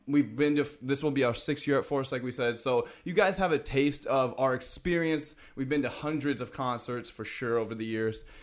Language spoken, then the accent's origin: English; Des Moines, Iowa, United States; we're from Des Moines, Iowa